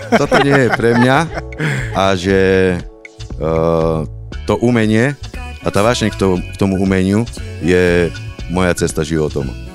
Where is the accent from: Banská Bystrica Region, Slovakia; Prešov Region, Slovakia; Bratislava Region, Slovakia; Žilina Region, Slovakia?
Prešov Region, Slovakia; Poprad; som z Popradu. Som z Popradu